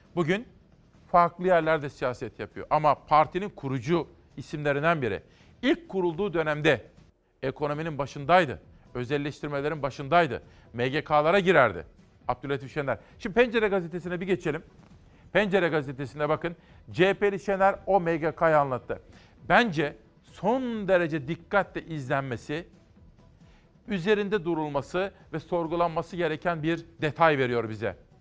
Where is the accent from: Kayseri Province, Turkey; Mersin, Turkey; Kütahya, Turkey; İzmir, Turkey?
Kütahya, Turkey; Simav; moved away; ben çocukken Kütahya Simav'da biz de annemle akşam saatlerinde giderdik pazara